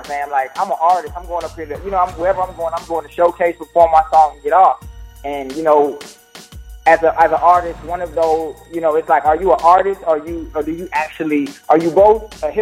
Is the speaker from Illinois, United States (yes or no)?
yes; Illinois, United States; now in Atlanta, United States; I'm from Illinois.